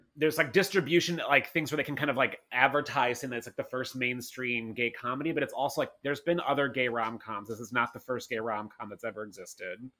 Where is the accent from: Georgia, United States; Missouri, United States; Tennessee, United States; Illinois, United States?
Missouri, United States; St. Louis; I'm from Saint Louis